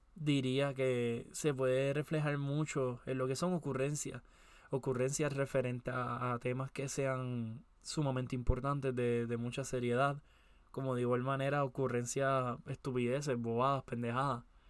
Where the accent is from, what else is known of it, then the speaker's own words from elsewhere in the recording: Puerto Rico; soy de Puerto Rico